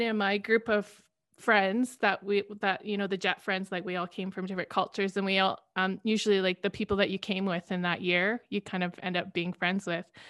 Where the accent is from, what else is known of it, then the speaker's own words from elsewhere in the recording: Canada; working abroad as a Canadian